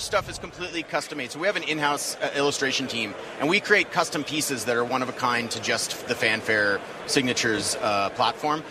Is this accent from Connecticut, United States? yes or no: no; Pasadena, California, United States; also born or lived in Los Angeles; I grew up in Pasadena